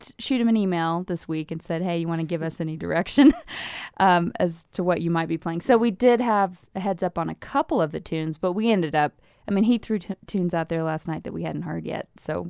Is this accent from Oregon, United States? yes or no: no; Austin, Texas, United States; moved away; also born or lived in New York; I just moved back there. I grew up in Austin and lived in New York for many years, just moved back about a year and a half ago.